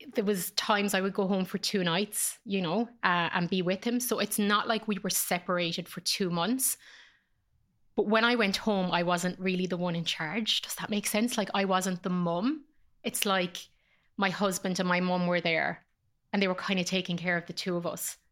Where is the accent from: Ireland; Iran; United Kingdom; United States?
Ireland; born or raised there; moved away as an adult; also born or lived in Dublin